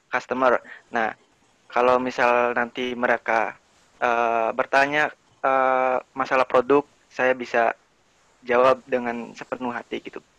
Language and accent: Indonesian; Cirebon, West Java, Indonesia; accent: Cirebon Javanese; padahal gue orang Jawa gitu jadi Jawanya Jawa Cirebon beda